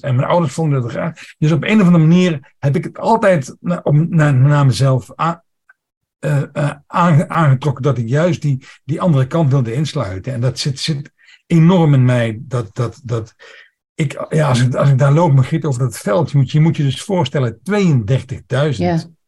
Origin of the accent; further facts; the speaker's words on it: Netherlands; Ik ben opgegroeid bij de Duitse grens, dus mijn, mijn Duits is ook redelijk goed